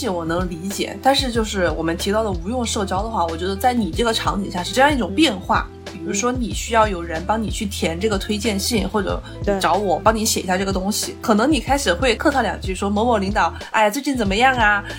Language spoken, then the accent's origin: Chinese; China; moved away as an adult; also born or lived in France; 全班就只有我一个来自中国的。